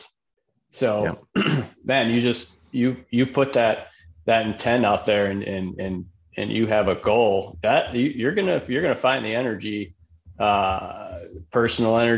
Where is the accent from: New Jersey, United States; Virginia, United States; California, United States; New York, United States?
New York, United States; Buffalo; moved away as an adult; now in Phoenix, United States; I grew up in Buffalo, New York